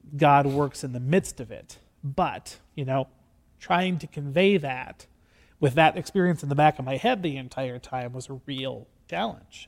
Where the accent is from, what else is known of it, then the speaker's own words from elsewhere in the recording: Gregory, United States; I am from Gregory